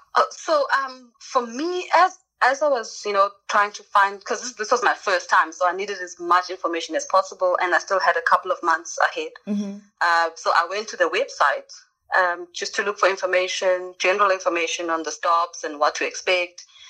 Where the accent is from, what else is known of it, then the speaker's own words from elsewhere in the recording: South Africa; I grew up in South Africa